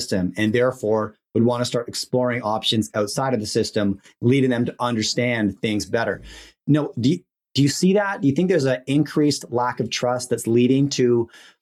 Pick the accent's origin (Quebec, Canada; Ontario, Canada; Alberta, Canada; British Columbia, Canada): British Columbia, Canada; Vancouver; I grew up in Vancouver